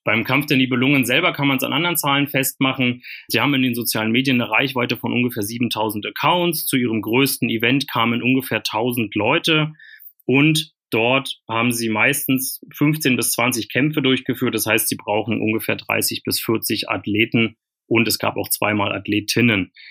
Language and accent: German; Germany; also born or lived in East Berlin / Brandenburg; ich habe ja meine Jugend in Ostberlin und Ostbrandenburg verbracht in den 90er Jahren